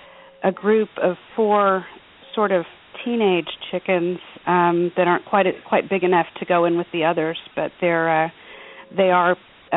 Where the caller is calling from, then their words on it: Texas, United States; I'm calling from Texas